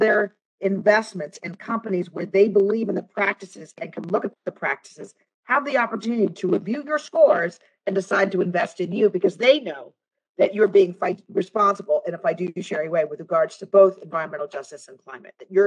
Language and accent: English; United States; we, as an American people